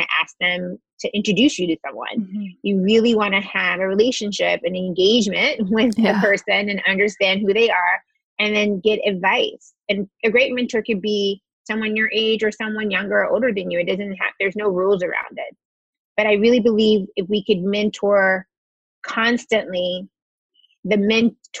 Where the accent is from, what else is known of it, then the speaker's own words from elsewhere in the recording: Chattanooga, Tennessee, United States; I grew up in Chattanooga, Tennessee